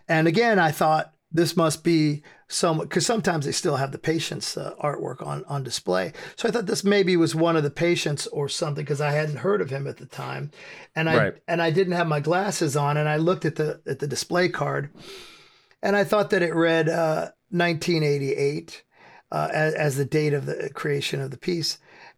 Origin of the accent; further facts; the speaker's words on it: United States; I grew up in America, and in 1988, there was the PMRC, which was conservative group of wives of politicians who took it upon themselves to be the moral police of America.